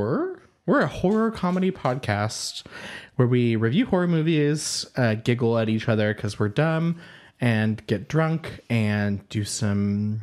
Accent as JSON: {"language": "English", "region": "California", "country": "United States", "said": "I'm from California. It's good enough."}